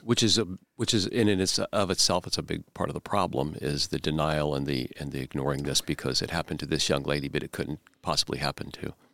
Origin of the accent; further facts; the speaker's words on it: Central Indiana, United States; I was born and raised here in Central Indiana